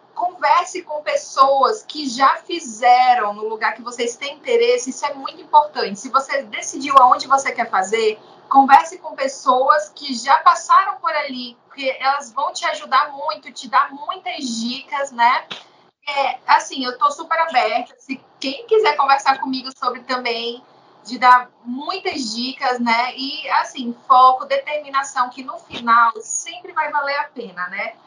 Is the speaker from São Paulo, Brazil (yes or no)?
no; Pará, Brazil; sou eu do Pará